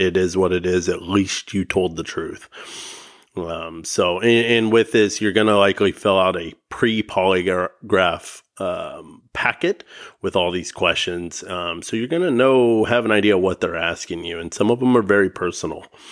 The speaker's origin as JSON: {"language": "English", "area": "the Northwest", "region": "Washington", "country": "United States", "said": "I'm from the Northwest here in Washington"}